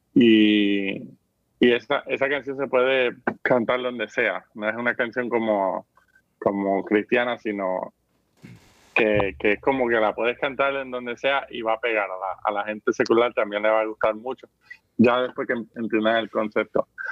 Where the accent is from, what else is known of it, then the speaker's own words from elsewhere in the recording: Vega Baja, Puerto Rico; en Vega Baja, de donde yo soy